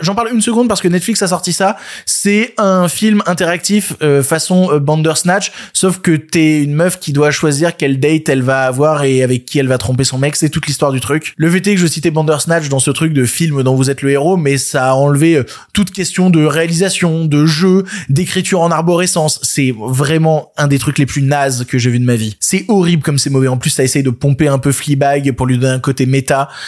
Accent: Ardèche, Auvergne-Rhône-Alpes, France; moved away; ayant passé une partie de mon enfance en Ardèche

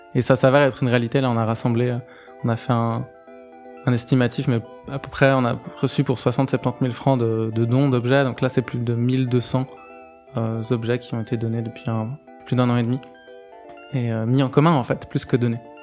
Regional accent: Geneva, Switzerland; c'est là où j'ai grandi

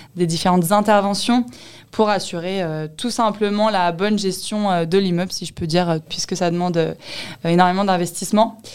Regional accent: Sainte-Geneviève-des-Bois, Île-de-France, France; j'ai grandi en région parisienne, dans l'Essonne et plus précisément dans la ville de Sainte-Geneviève-des-Bois

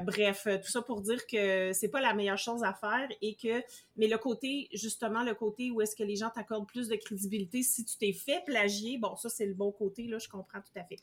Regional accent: Canada; même si c'est celui qui est dans mon pays d'origine

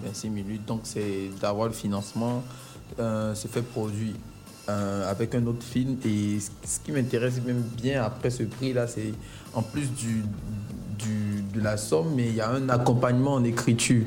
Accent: Abidjan, Côte d’Ivoire; moi je suis né à Yopougon, j'ai grandi à Yopougon

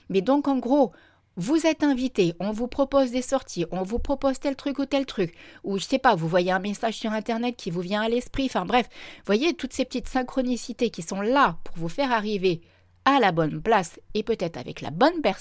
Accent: Reims, Grand Est, France; also born or lived in La Ciotat; Donc vous voyez, à la base, je vivais à La Ciotat, mais à la base, je suis originaire de Reims. J'ai déjà pas mal baroudé.

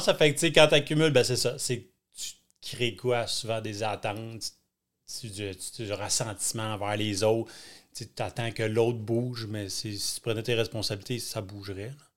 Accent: Thetford Mines, Quebec, Canada; moved away; je suis natif de Thetford. C'est tout petit

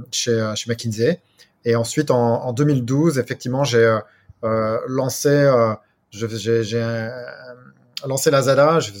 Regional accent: Brittany, France; moved away as an adult; also born or lived in United States / Asia; Alors moi je suis donc je suis effectivement français, je suis breton d'origine.

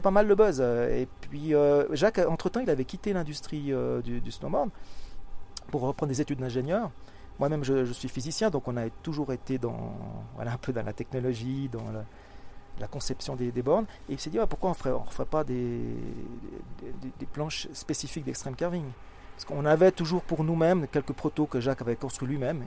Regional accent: Switzerland; je suis suisse

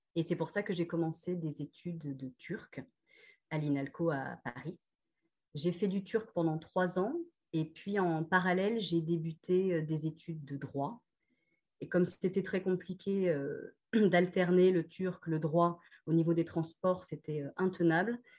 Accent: Réunion; moved away as an adult; also born or lived in Lens, France / Australia; alors donc j'ai grandi à La Réunion jusqu'à 18 euh, ans. En fait, je suis née à Lens

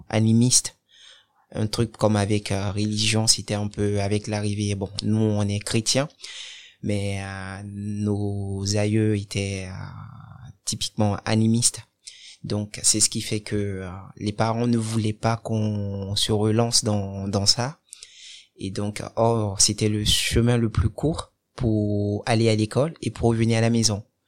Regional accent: Cotonou, Littoral, Benin; now in France; Je suis né au Bénin, à Cotonou. Et je suis d'origine béninoise

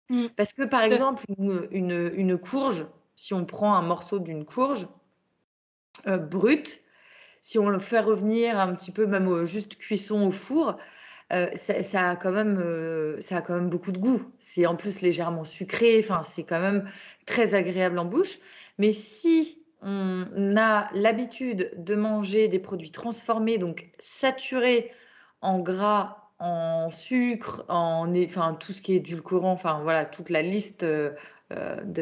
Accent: Brittany, France; Moi, je suis bretonne

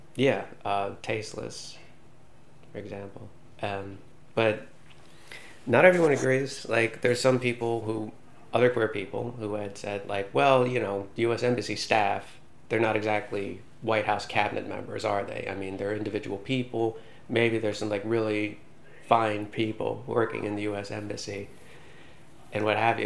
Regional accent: United States; now in Iceland; as an American citizen

